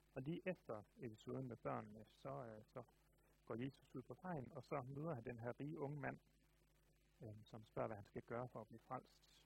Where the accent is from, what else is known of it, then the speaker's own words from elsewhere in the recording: Denmark; Jeg tror, jeg er meget klassisk dansker